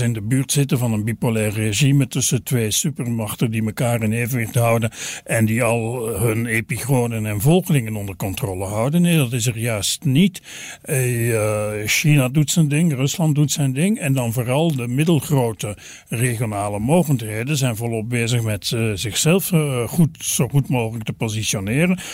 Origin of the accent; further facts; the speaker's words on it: Belgium; wij als Belgen